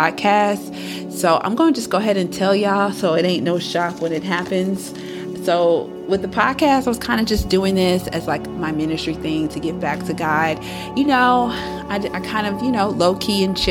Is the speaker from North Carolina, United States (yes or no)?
yes; Fayetteville, North Carolina, United States; I thought Fayetteville was going to hold me down because that's my hometown